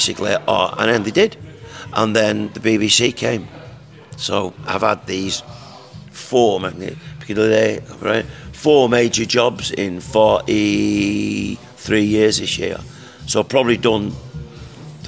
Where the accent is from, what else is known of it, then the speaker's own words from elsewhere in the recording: Salford, North West England, United Kingdom; I come from Salford. So when I was younger, I had to fight my corner